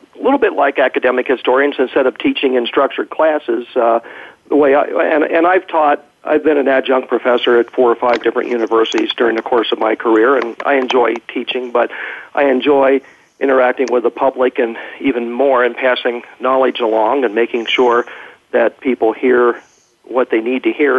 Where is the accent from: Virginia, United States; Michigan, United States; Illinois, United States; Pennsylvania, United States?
Pennsylvania, United States; Lewisburg; moved away as an adult; now in Peyton, Colorado, United States; that's my my hometown